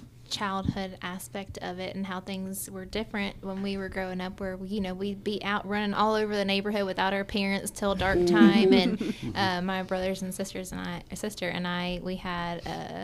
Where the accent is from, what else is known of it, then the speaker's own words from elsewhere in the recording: Dallas, Georgia, United States; also born or lived in Nashville, Tennessee; from the time I was six, I grew up in Dallas, Georgia